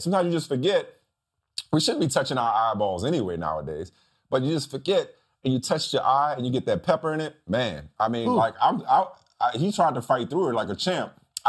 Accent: New Orleans, Louisiana, United States; I was raised on Tabasco in New Orleans.

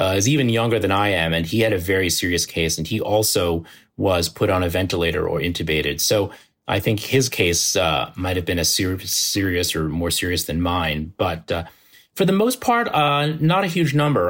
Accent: New Jersey suburbs, United States; moved away as an adult; now in Manhattan, United States; we grew up in the New Jersey suburbs

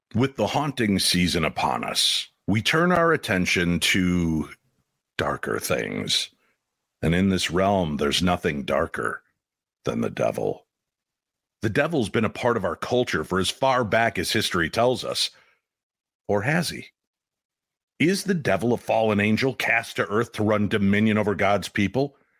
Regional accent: Chicago, Illinois, United States; I grew up in Chicago

